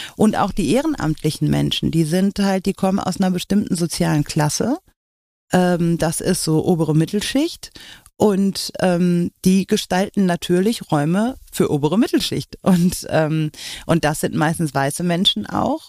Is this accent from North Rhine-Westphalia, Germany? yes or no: yes; Oberhausen, North Rhine-Westphalia, Germany; ich bin so am Stadtrand von Oberhausen groß geworden